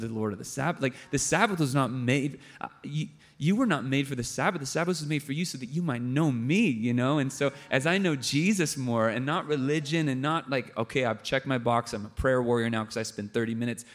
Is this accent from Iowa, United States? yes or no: no; San Diego, California, United States; my hometown in San Diego